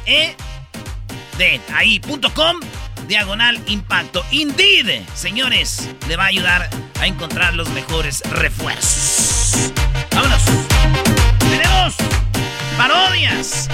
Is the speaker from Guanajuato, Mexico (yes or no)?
no; Jiquilpan, Michoacán, Mexico; Yo soy de 1981, nací en el Hospital Lázaro Cárdenas el 11 de diciembre en Jiquilpan, Michoacán